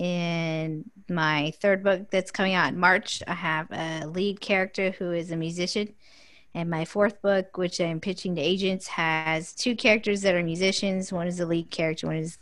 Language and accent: English; Sacramento, California, United States; I am from Northern California in Sacramento. And I have lived here all my life